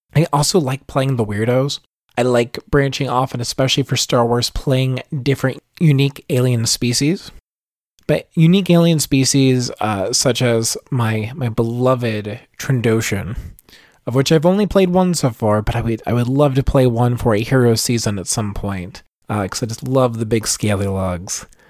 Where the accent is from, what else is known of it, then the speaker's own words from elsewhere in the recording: Virginia, United States; accent: Southern; I'm from a small town in Virginia in the United States. you might be able to tell with my bit of a Southern accent